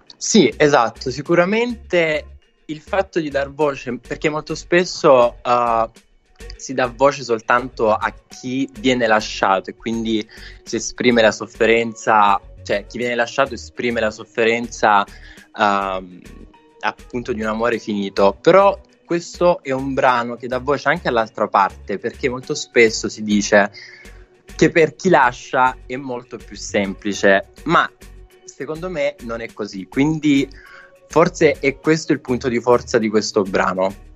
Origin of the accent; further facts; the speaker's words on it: Casamassella, Apulia, Italy; vivo in un piccolo paesino vicino ad Otranto